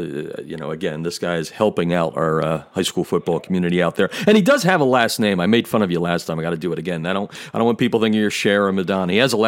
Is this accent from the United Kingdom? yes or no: no; Pennsylvania, United States; my home state of Pennsylvania.